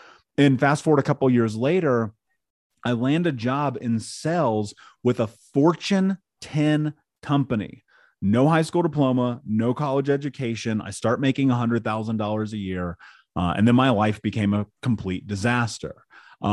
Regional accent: Indianapolis, Indiana, United States; I grew up in Indianapolis.

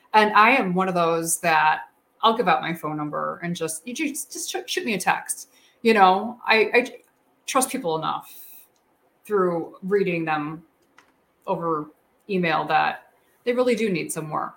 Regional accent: Chicago, Illinois, United States; I'm from Chicago

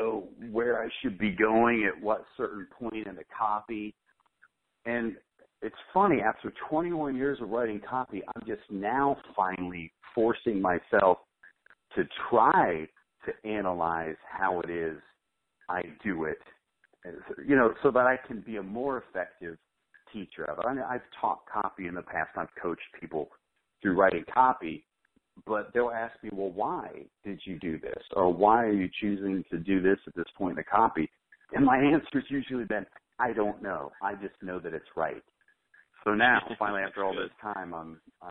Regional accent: Ohio, United States; now in Ocala, United States; I grew up in Ohio

